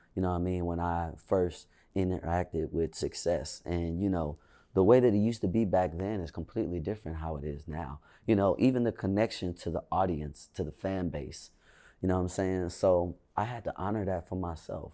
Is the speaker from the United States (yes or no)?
yes; Inglewood, California, United States; I really only act like I'm from Inglewood